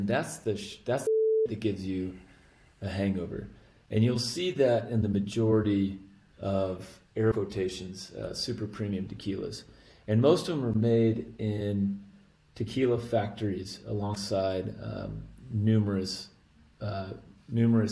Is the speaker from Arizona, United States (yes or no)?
yes; Arizona, United States; I grew up right on the Mexican border of Arizona